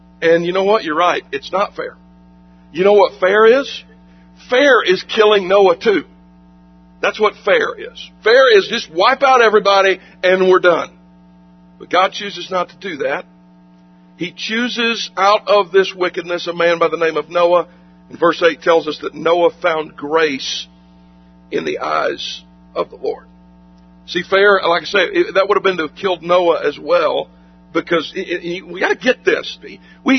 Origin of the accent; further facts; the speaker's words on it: South Carolina, United States; moved away; my home state of South Carolina